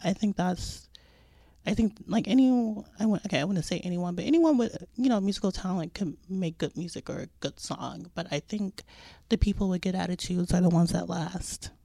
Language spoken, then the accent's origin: English; Las Vegas, Nevada, United States; moved away as an adult; now in New York, United States; growing up in Vegas